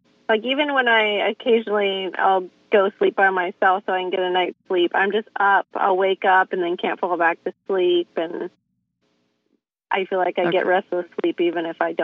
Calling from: Rohnert Park, California, United States; I'm calling from Rohnert Park, California, kind of near San Francisco.

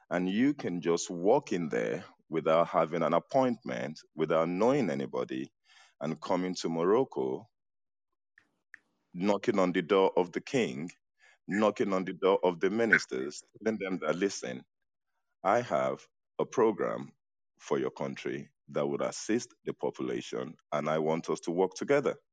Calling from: Senegal; I'm listening from Senegal.

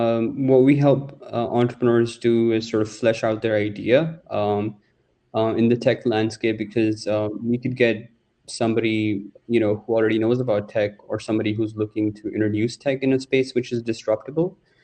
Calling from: Dubai, United Arab Emirates; I'm calling in from Dubai.

